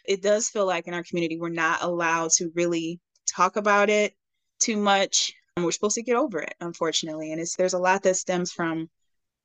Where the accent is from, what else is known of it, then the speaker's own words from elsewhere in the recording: Detroit, Michigan, United States; I'm from Detroit.